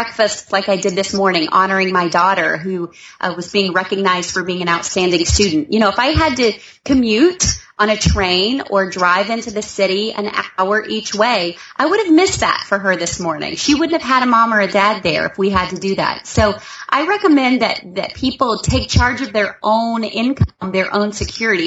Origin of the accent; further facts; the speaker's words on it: the South, United States; I am from the South, so I'm from the place where we're kind of country out here